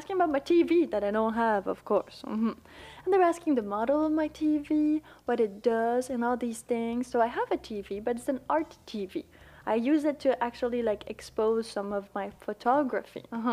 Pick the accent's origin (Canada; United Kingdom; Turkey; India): Canada; Quebec; accent: Quebecois, Canadian, French; English is a second language; I'm from Canada, but you know, from the French part